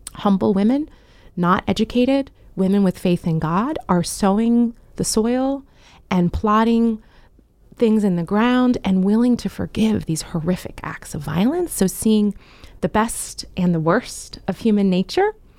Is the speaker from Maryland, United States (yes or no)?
yes; Frederick, Maryland, United States; I was born and raised in Frederick, Maryland